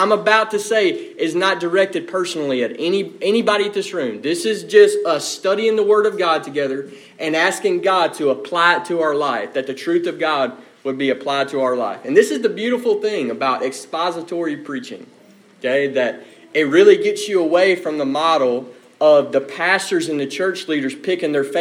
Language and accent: English; United States; Not only are we American Christians, we are Americans